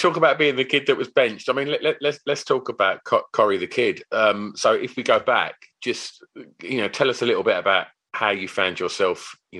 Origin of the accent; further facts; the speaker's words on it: East of England, United Kingdom; So in my hometown of Essex, lovely.